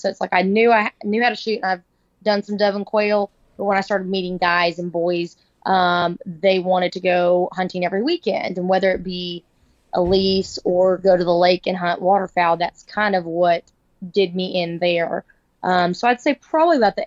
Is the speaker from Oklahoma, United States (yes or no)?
yes; Oklahoma, United States; now in Dallas, United States; I'm from Oklahoma. So I grew up on Lake Murray a lot